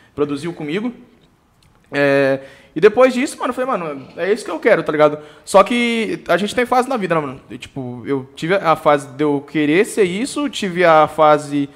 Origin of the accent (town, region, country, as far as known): Sorocaba, São Paulo, Brazil; born or raised there; also born or lived in São Roque